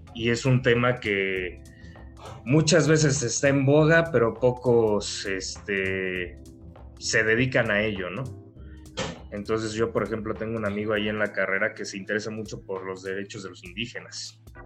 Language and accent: Spanish; Mexico; lo que somos los mexicanos